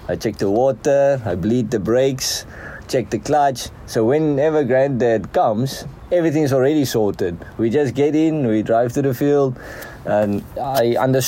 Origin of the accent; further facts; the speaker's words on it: Heidelberg, Western Cape, South Africa; I'm the small town Heidelberg in the Western Cape. That's basically the region. Grew up this side on the farm